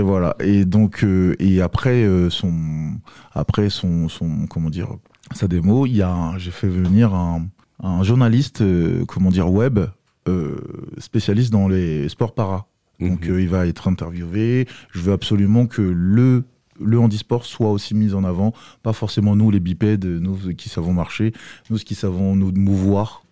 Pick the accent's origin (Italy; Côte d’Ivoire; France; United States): Côte d’Ivoire; moved away; je viens de la Côte d'Ivoire